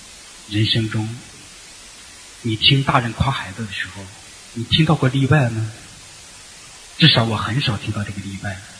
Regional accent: China; 就作为中国人，我们都知道，就是乖。听话。

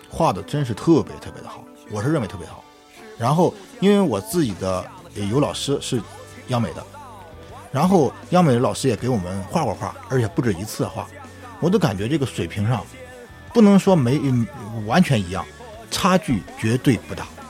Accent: Qingdao, Shandong, China; 我是青岛的

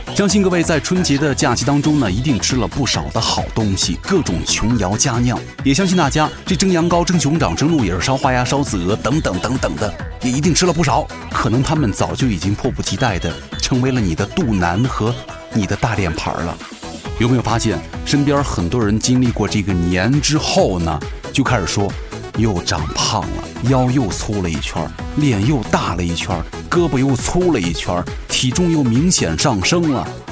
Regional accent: China; 对于我们中国人来说

